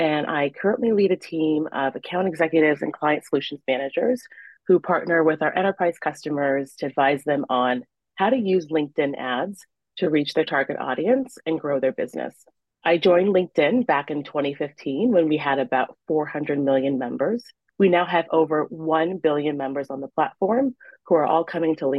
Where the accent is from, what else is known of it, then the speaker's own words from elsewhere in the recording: Iowa City, Iowa, United States; also born or lived in Nigeria; when you are a child growing up in Iowa City, Iowa, as I did